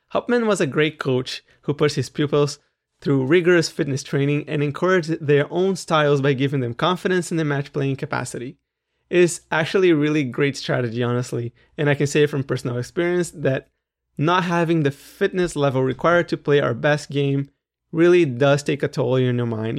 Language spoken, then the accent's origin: English; Brazil; I'm Brazilian